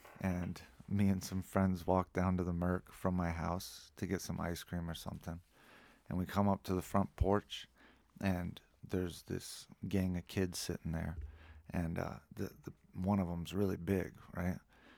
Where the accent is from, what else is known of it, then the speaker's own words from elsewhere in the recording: Lafayette, Colorado, United States; born there; No, I was born at home in Lafayette.